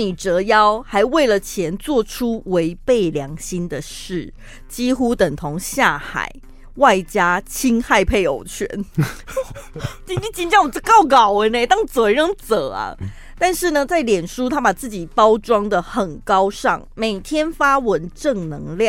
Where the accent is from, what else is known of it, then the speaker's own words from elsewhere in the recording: United States; Chinese is a second language; 他他也有听出我是个老美